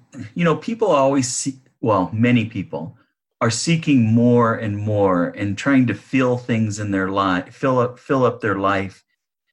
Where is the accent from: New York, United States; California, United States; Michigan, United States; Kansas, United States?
California, United States; Northern; now in Sacramento, United States; we grew up in Northern California in a rural area